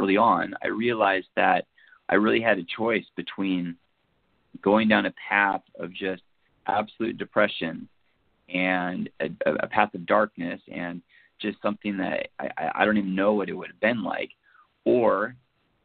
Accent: Seattle, Washington, United States; I'm from the Seattle area. I grew up in this, born and raised

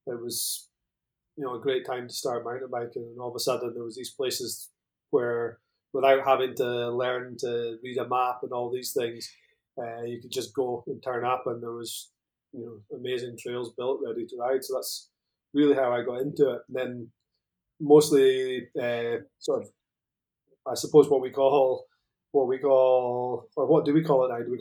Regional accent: Scotland, United Kingdom; now in Spain; Um, I'm originally Scottish, as you can probably tell. Uh, I'm from the very north of Scotland. Um, but I've been out here in Spain for what, 12 or 13 years now. So probably my accent's mellowed off a little bit.

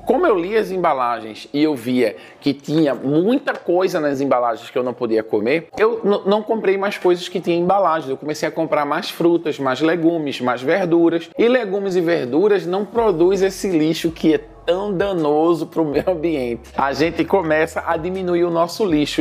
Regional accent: Recife, Pernambuco, Brazil; moved away as an adult; now in Senegal; A cidade de onde eu venho, Recife

